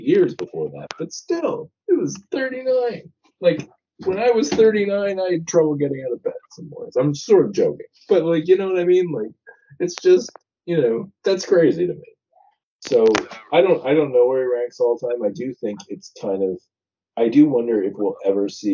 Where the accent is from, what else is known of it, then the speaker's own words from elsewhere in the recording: Toronto, Ontario, Canada; growing up in Toronto